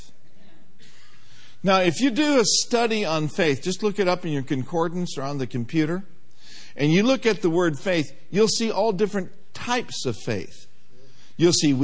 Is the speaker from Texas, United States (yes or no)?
no; Minneapolis, Minnesota, United States; I grew up in the heart of Minneapolis, on the south side